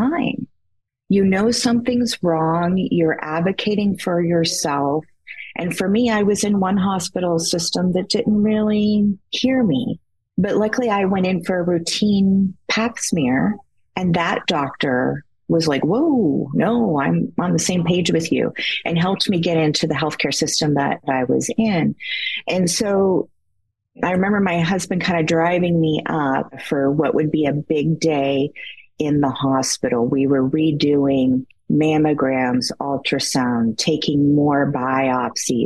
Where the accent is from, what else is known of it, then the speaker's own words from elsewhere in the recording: Great Lakes, United States; now in Michigan, United States; I currently reside in Michigan. I have always grown up around the Great Lakes